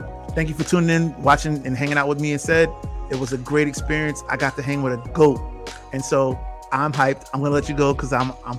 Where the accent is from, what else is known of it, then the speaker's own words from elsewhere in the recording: Bridgeport, Connecticut, United States; now in Atlanta, United States; He's from my hometown of Bridgeport, Connecticut.